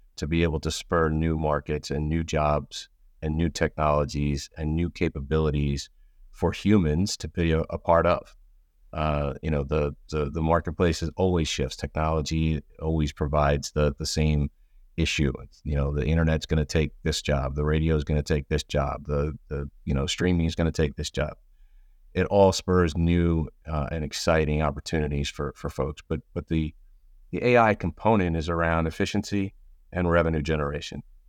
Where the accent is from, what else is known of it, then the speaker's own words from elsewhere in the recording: outside of Philadelphia, Pennsylvania, United States; I grew up outside of Philadelphia